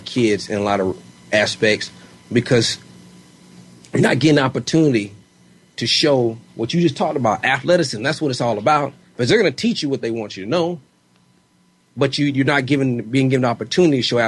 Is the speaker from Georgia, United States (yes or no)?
yes; Georgia, United States; I'm from Georgia